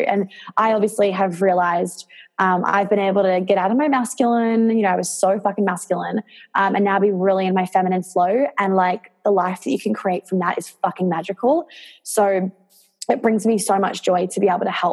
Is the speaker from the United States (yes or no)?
yes; New York, United States; now in Australia; I grew up in New York